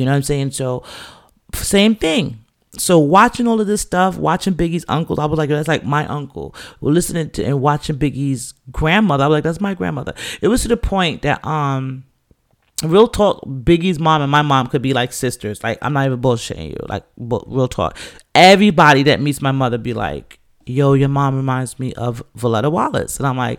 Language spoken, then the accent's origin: English; England, United Kingdom; You know, my family's Jamaican, but we're from England.